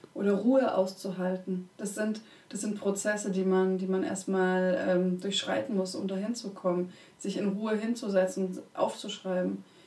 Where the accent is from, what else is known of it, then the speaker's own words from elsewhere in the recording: Konstanz, Baden-Württemberg, Germany; Ich bin ja an der Schweizer Grenze groß geworden, Konstanz am Bodensee